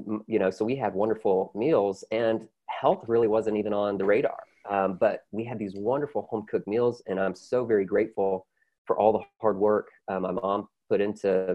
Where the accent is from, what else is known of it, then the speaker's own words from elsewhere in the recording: the South, United States; I'm from the South, so I'm very grateful for my, you know, conservative upbringing